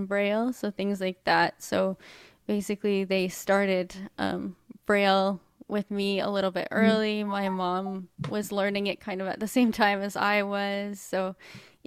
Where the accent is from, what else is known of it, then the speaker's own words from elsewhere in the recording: Edmonton, Alberta, Canada; I was born in Edmonton, Alberta, Canada